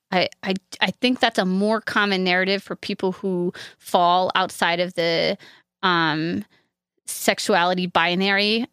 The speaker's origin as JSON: {"language": "English", "region": "upstate New York", "country": "United States", "moved": "yes", "said": "I'm from upstate New York where there are leaves and trees."}